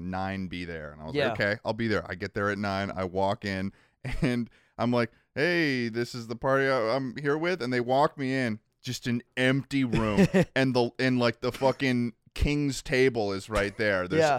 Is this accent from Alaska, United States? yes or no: no; Massachusetts, United States; moved away; also born or lived in New York; I'm from Massachusetts.